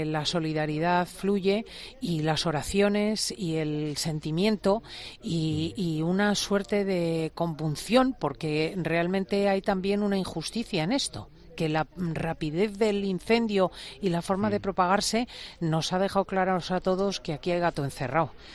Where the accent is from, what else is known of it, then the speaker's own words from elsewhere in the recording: Valencian Community, Spain; Como valenciana que soy